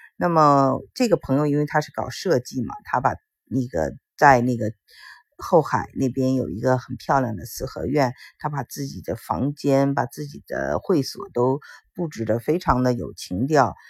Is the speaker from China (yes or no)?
yes; China; moved away; 我们中国人